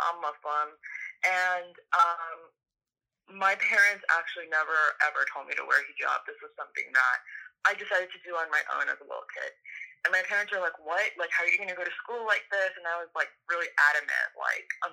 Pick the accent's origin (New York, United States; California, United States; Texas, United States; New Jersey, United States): New York, United States; I'm from New York, and I feel like you don't have a personality in New York unless there is some sort of sarcasm